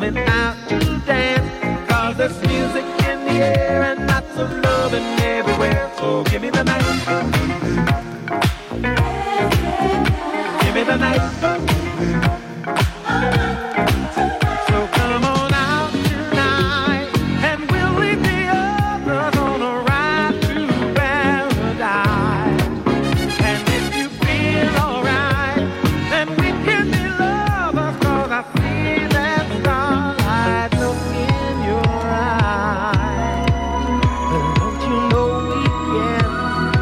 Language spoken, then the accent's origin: English; England, United Kingdom; moved away; I'm English